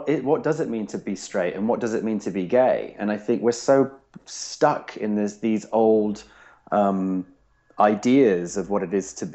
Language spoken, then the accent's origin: English; England, United Kingdom; now in United States; I'm English